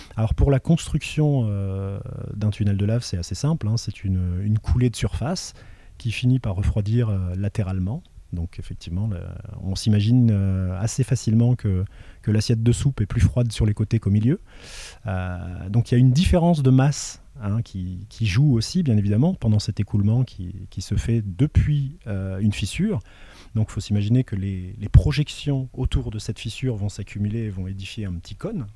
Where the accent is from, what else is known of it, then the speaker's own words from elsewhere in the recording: Le Tampon, Réunion; also born or lived in Metropolitan France; j'ai grandi à la plaine des Cafres, au, niveau du, du Piton-Hyacinthe